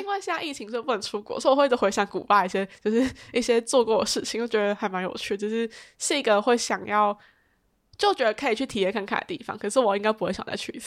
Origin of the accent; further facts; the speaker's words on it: Taiwan; 我就回他说我是台湾人